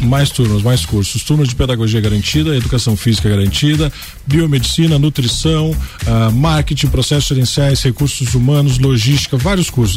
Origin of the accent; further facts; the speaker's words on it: Lages, Santa Catarina, Brazil; eu conheço a cidade, eu sou lajeano raiz. então, assim, eu amo a minha terra